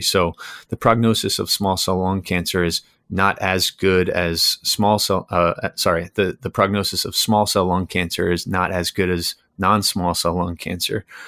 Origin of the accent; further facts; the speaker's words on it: New York, United States; moved away as an adult; now in Connecticut, United States; I'm originally from New York.